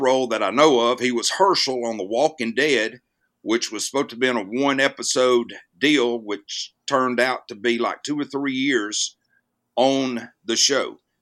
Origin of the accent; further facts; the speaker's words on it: Jasper, Alabama, United States; moved away as an adult; also born or lived in Mississippi; I grew up in a town in North Alabama called Jasper, Alabama